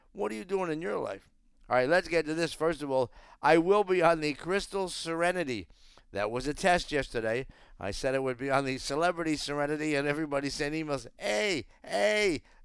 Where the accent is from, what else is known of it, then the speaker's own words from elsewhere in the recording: Northeast, United States; we're all from the Northeast